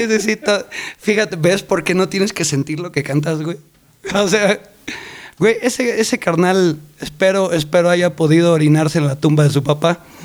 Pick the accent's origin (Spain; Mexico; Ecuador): Mexico; Colima; now in Mexico City, Mexico; Crecí en Colima, nací aquí en la Ciudad de México, pero crecí en Colima